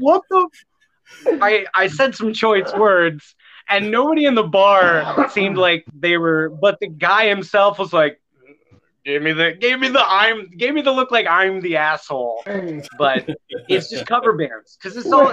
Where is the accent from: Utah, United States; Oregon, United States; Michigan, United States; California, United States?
Oregon, United States; Grants Pass; I'm from Southern Oregon, a little town called Grants Pass.